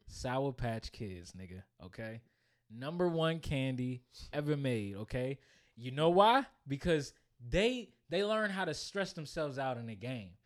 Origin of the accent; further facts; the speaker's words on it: PG County, Southern Maryland, United States; moved away as an adult; now in Virginia, United States; I grew up in Maryland, but I became a full working, bill-paying man